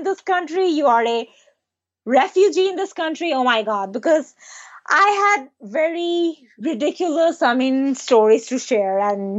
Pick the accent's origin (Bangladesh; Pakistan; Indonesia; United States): Bangladesh; English is a second language; moved away; $1, it's like 90 or 80 takas back home. It's a lot. $1, it's a lot back in my home country.